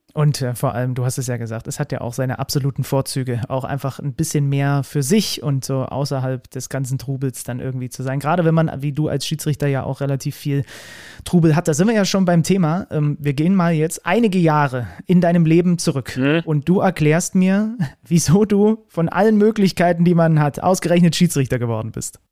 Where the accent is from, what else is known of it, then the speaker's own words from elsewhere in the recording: West Saxony, Germany; zwischen den Erzgebirglern und so den, den Zwickauern, so der Ecke, wo ich herkomme